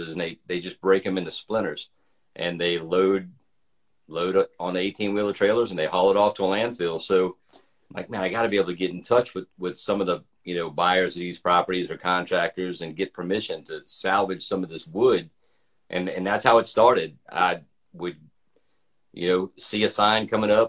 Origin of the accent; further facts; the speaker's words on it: Louisiana, United States; now in Atlanta, United States; I'm from Louisiana. I live in Atlanta now